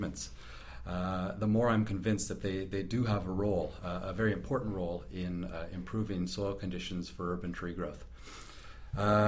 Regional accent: Sarnia, Ontario, Canada; moved away as an adult; now in Christchurch, New Zealand; I hail from southern Ontario, a little city called Sarnia, which is in Canada. Moved over to New Zealand about 5 years ago to pursue a PhD

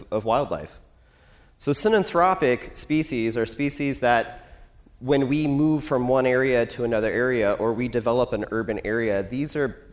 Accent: Portland, Oregon, United States; I'm from Portland, Oregon

